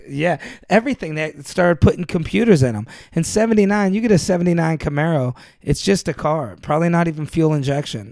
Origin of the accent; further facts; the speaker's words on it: Youngstown, Ohio, United States; moved away; I never left Ohio.